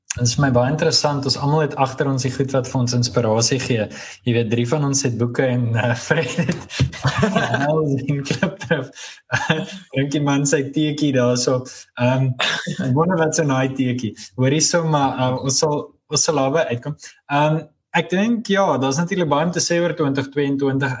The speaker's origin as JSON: {"language": "Afrikaans", "country": "South Africa", "also_born_or_lived": "Europe", "moved": "as an adult", "said": "ek's Afrikaner"}